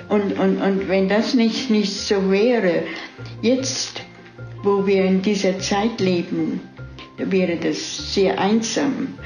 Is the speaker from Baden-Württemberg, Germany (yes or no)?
no; Weilerbach, Rhineland-Palatinate, Germany; moved away as an adult; now in Alpharetta, United States; Ich bin geboren in Weiderbach bei Kaiserslautern.